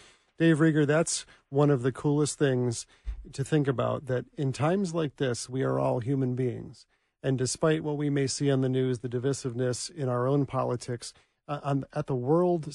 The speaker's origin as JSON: {"language": "English", "region": "Michigan", "country": "United States", "said": "I'm from Michigan"}